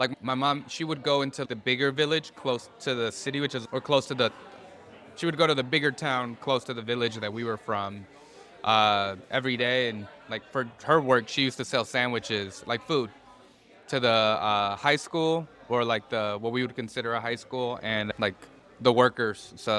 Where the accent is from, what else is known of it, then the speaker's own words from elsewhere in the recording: Milwaukee, Wisconsin, United States; first language Spanish; English is a second language; moved away as an adult; also born or lived in Mexico / Los Angeles; I grew up in Milwaukee, so I'm originally from Milwaukee.